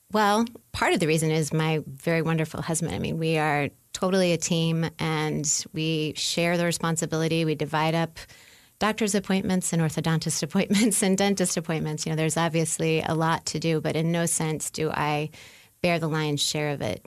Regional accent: New Orleans, Louisiana, United States; moved away as an adult; now in Indiana, United States; I'm from New Orleans, even though I've been living in Indiana for uh, 15 or 16 years now

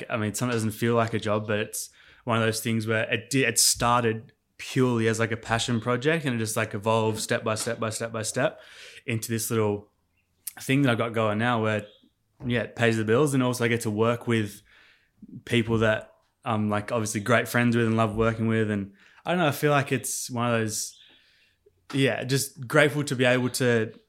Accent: Adelaide, South Australia, Australia; born there; Yeah. So I was actually born in Adelaide, South Australia.

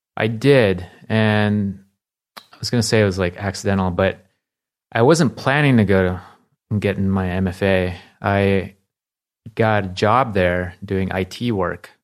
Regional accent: Palo Alto, California, United States; also born or lived in Philippines; I moved here when I was nine.

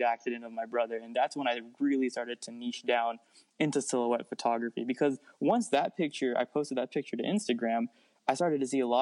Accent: Arizona, United States; also born or lived in Washington, D.C.; I was born in Washington, D.C., but I've been living in Arizona for 22 years

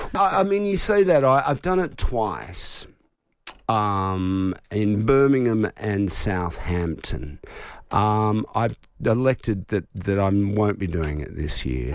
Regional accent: Melbourne, Victoria, Australia; growing up in Melbourne

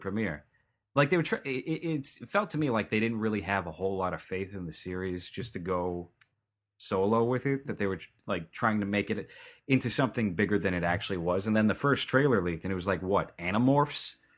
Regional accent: New York, United States; now in California, United States; It sounded like I'm from New York, but I've lived in California long enough to not have a New York accent.

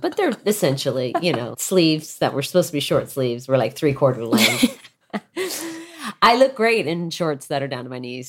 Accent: California, United States; Well, I grew up in Southern California

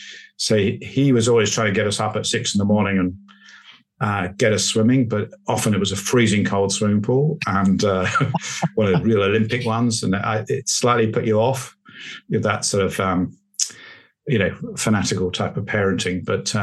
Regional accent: England, United Kingdom; accent: POM; also born or lived in Australia; I'll go back to my POM accent now.

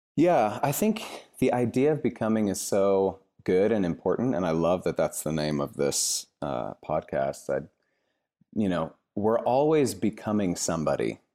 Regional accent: Cashmere, Washington, United States; moved away as an adult; also born or lived in Seattle, Washington; now in San Francisco Bay Area, United States; I grew up in a really small town in central Washington called Kashmir

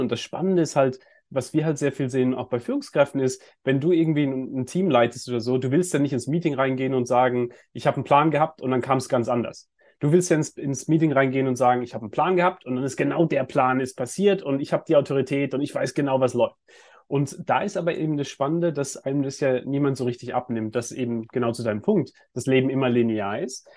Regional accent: Germany; ich bin ja auch in, in Deutschland äh, aufgewachsen

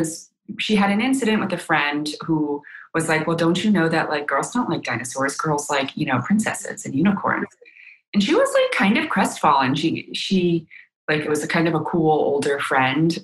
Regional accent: United States; first language Chinese; English is a second language; I'm living in America, I'm very proud to be an American, but, you know, I speak Chinese purely

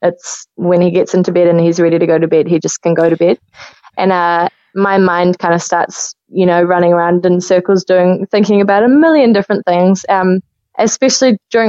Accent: New Zealand; I am a Kiwi musician

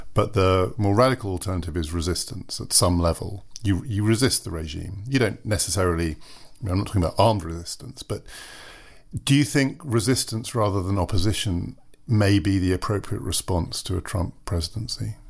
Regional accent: United Kingdom; as a British citizen

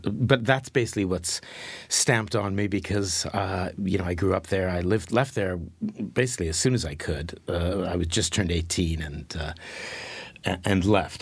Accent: Winnipeg, Manitoba, Canada; moved away as an adult; also born or lived in London; I was from I was from Winnipeg, and I and I was living in London

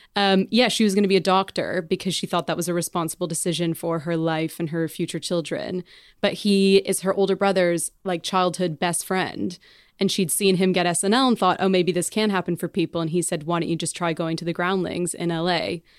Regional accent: Canada; moved away as an adult; now in England; I'm Canadian

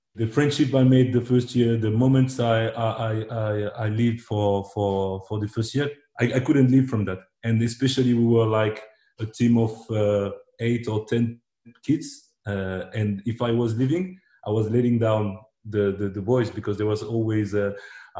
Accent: Agde, Occitania, France; English is a second language; also born or lived in Democratic Republic of the Congo; when I arrived in France, I was only three. But I grew up in this atmosphere

